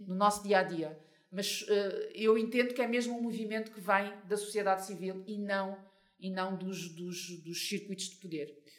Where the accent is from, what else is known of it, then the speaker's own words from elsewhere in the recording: Portugal; first language Portuguese; also born or lived in Mozambique; Eu vivo em Portugal desde os meus três anos, portanto, eu cresci em Portugal